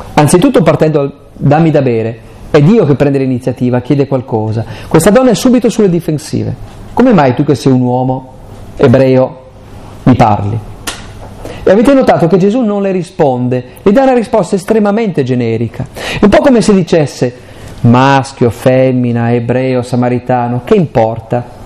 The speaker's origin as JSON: {"language": "Italian", "region": "Aosta Valley", "country": "Italy", "said": "io poi sono valdostano"}